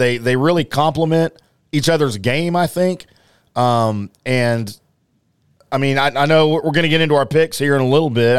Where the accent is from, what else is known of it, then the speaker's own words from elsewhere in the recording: the Bayou, Louisiana, United States; now in Dallas, United States; down in the Bayou, my hometown, kind of my hometown.